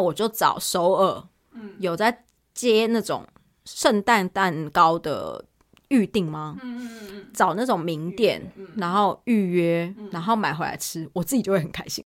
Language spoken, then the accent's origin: Chinese; Taiwan; now in South Korea; 但毕竟我是台湾人啦